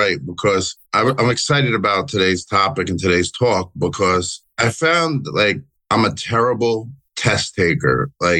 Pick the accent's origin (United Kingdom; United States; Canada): United States; Well, even though I'm from the New York, New Jersey area